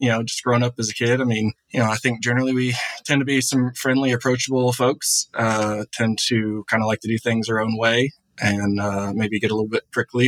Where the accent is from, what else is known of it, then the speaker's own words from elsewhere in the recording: Atlanta, Georgia, United States; moved away as an adult; also born or lived in Gainesville, Florida / Washington, D.C.; now in Nashville, United States; I grew up in the Atlanta area, left at the age of 18